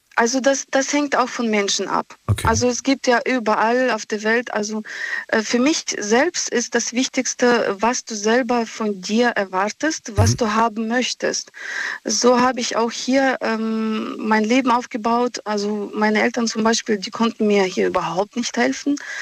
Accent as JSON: {"language": "German", "country": "Russia", "moved": "yes", "lives_now": "Germany", "said": "ich komme aus Russland. Mhm. Aus Russland selbst"}